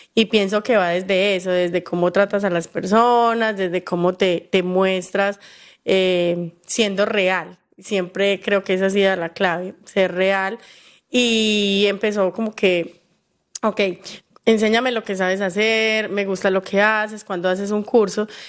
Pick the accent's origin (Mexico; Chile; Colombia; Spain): Colombia; soy colombiana